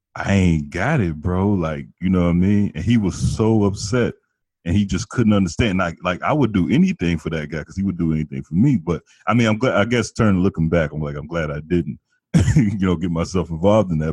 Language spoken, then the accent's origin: English; Chicago, Illinois, United States; I'm from Chicago